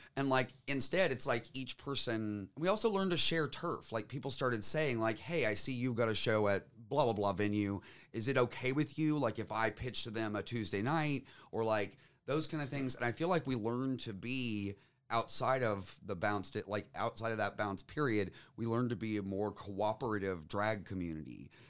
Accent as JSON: {"language": "English", "region": "Tennessee", "country": "United States", "tie": "born or raised there", "said": "being a Tennessean"}